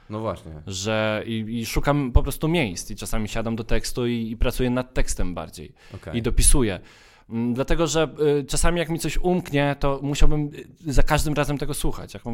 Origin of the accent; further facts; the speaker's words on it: Subcarpathian Voivodeship, Poland; Ja mówię, mówię o ludziach z Podkarpacia, ile dzięki tej aparaturze i ludzie mają. My jesteśmy z Podkarpacia.